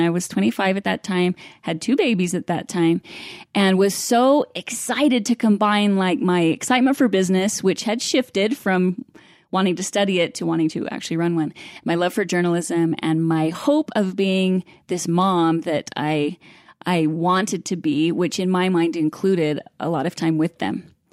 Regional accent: Idaho Falls, Idaho, United States; I grew up in Idaho Falls

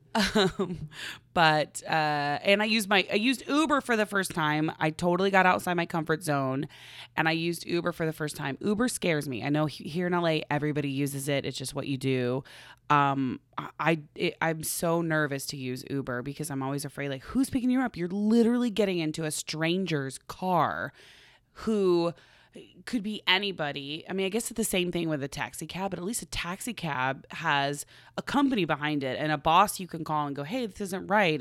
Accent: Oklahoma, United States; now in California, United States; we're from Oklahoma originally

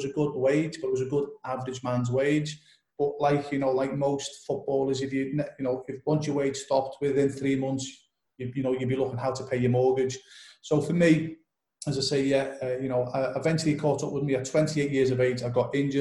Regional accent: Liverpool, North West England, United Kingdom; I'm originally from Liverpool in the UK, England.

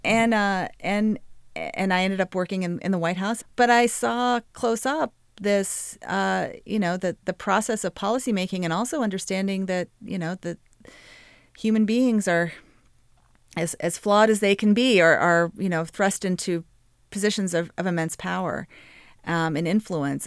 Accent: Little Rock, Arkansas, United States; I grew up in Little Rock, Arkansas

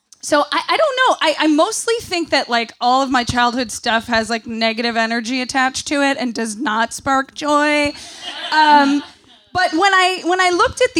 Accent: Central New York, United States; I grew up in Central New York

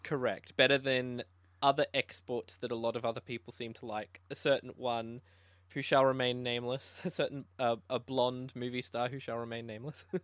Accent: Tasmania, Australia; now in Brisbane, Australia; I'm a filmmaker from Brisbane, uh, Australia. I actually wasn't originally from here. I was from Tasmania

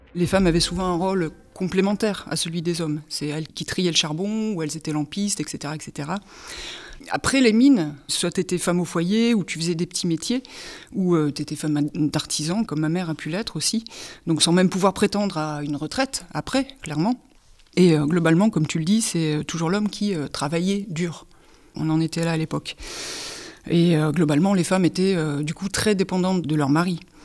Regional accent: Hénin-Beaumont, Hauts-de-France, France; also born or lived in Courrières; je suis du bassin minier, j'habite à inin beaumont je suis née à Courrières. J'ai fait toute ma scolarité euh, à Hénin-Beaumont.

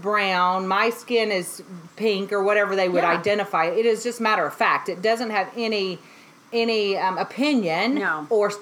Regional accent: Mississippi, United States; I grew up in Mississippi, and they were so fascinated that I grew up eating collard greens

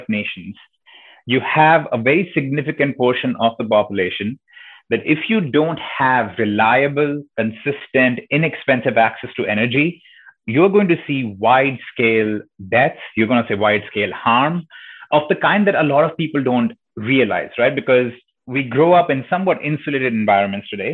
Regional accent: India; accent: slight accent; moved away as an adult; now in United States; growing up in India

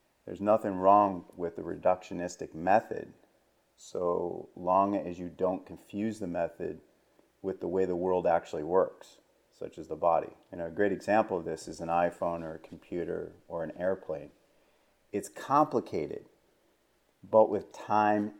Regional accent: East Coast, United States; moved away as an adult; now in West Coast, United States; I grew up on the East Coast, even though now I live on the West Coast

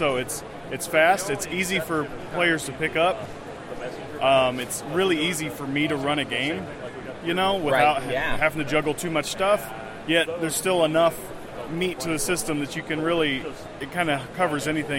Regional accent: Denton, Texas, United States; Denton, Texas.

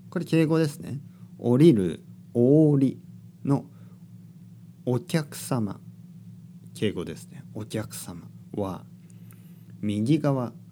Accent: Kyushu, Oita, Japan; moved away as an adult; also born or lived in London / Barcelona; now in Tokyo, Japan; 学生の時に大学に入るために東京に来ました僕の出身は九州です九州の大分県というところが僕の出身ですね僕の、えー、生まれた町僕のお父さんとお母さんが今でも住んでいる町ですね、えー、それから僕は東京18歳からですね18歳からずっと東京にいます

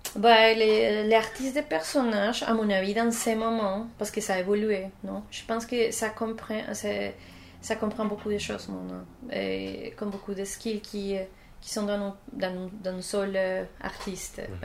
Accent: Colombia; French is a second language; moved away as an adult; now in Canada; je viens de la Colombie, mais ça fait quelques temps que je, suis ici en Canada.

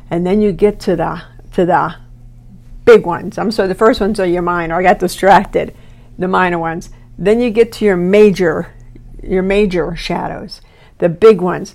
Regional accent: East Coast, United States; moved away; I'm from the East Coast

